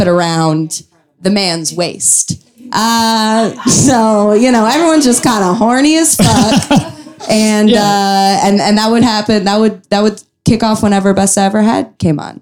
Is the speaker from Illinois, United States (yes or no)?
yes; Chicago, Illinois, United States; I grew up in Chicago